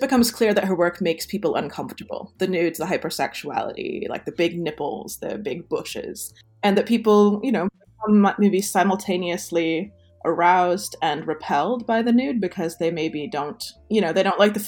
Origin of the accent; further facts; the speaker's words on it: United States; moved away; also born or lived in Toronto, Canada / Montreal, Canada; as an American